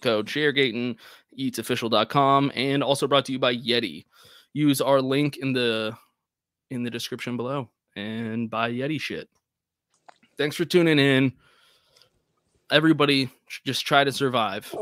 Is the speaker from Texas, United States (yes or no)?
yes; Texas, United States; as a Texan